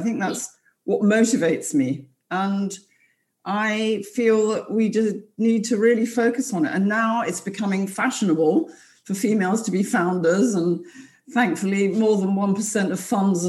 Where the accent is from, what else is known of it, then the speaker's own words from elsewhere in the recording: London, United Kingdom; I'm from London